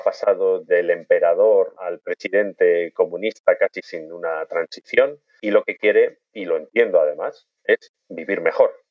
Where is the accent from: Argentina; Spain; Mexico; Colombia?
Spain; moved away as an adult; also born or lived in Bilbao / Belfast / China; Como occidental, como español